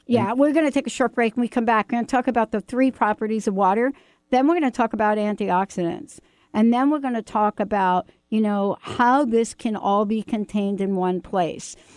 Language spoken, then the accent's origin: English; New York, United States; I'm from New York